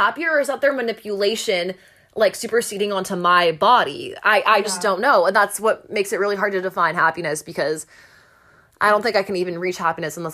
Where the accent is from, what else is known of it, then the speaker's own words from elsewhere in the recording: Canada; I'm a Canadian